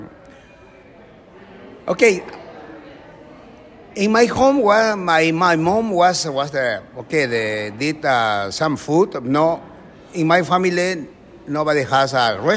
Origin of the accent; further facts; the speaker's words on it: Ancash, Peru; English is a second language; moved away; I am from Ancash. This is a Lima, North Lima.